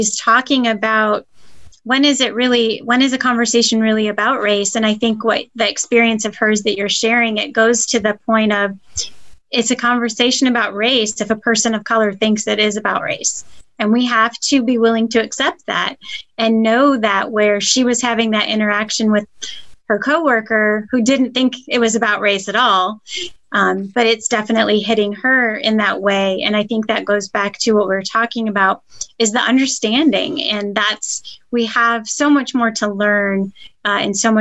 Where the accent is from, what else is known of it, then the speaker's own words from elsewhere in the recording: the North, United States; moved away as an adult; also born or lived in the South; I grew up in the North And I did not grow up where racism was very prevalent